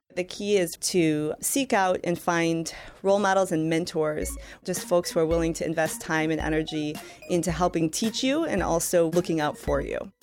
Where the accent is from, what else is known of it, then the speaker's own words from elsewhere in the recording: Michigan, United States; I worked for Senator Carl Levin, for my home state senator